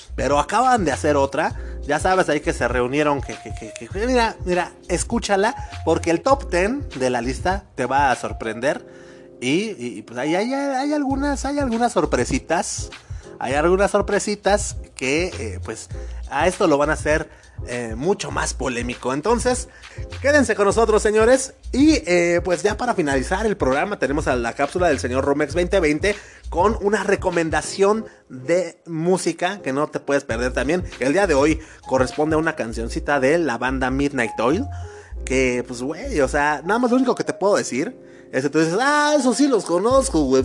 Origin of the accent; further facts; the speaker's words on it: Mexico; nosotros como mexicanos